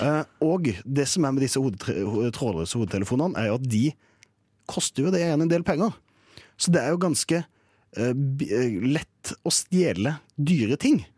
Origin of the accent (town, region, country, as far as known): Kristiansand, Agder, Norway; moved away